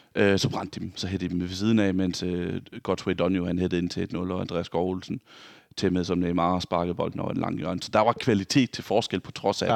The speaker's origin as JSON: {"language": "Danish", "town": "Vejle", "region": "Southern Denmark", "country": "Denmark", "moved": "yes", "said": "jeg var hjemme i Vejle, hvor jeg kommer fra"}